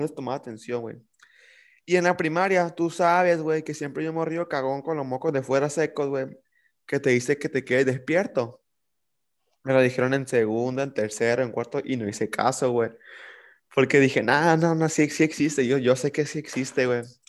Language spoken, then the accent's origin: Spanish; Mazatlán, Sinaloa, Mexico; como somos de aquí de Mazatlán, de Sinaloa, de la parte norte del país